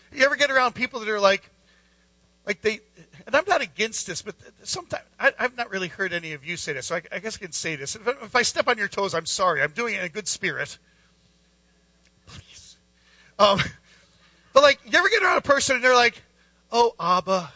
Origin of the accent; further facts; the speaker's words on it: Scranton, Pennsylvania, United States; We're from Scranton